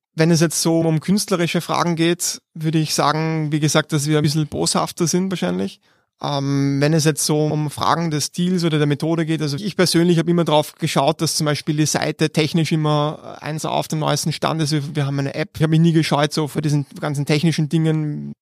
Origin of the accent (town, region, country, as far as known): Vienna, Austria; born or raised there